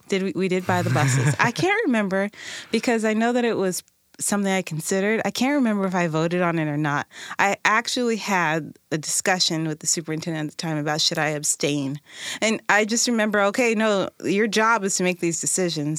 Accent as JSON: {"language": "English", "town": "Tacoma", "region": "Washington", "country": "United States", "tie": "born or raised there", "said": "community member, born and raised in Tacoma"}